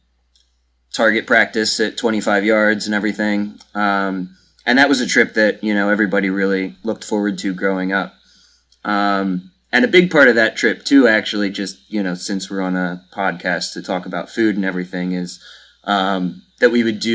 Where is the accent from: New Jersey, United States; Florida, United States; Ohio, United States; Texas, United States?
New Jersey, United States; southern; Yeah, so I also grew up in New Jersey, southern New Jersey, kind of right outside Philadelphia here.